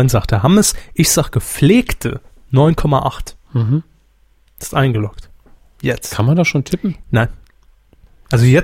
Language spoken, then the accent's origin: German; Saarland, Germany; Kenne ich natürlich nicht hier als Saarländer, da hört man ja keinen Fritz, auch nicht über den Livestream.